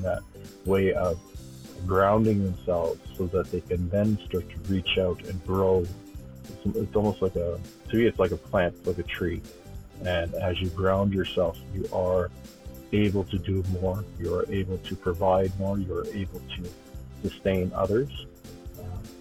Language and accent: English; Stoney Nakoda First Nation, west of Calgary, Alberta, Canada; I come from the Stoney Nakoda First Nation west of Calgary. Grew up there